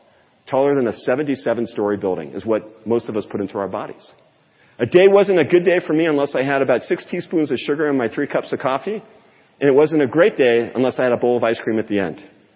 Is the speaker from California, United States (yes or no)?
yes; California, United States; born there; I thought this was way too California for me. I was born in California.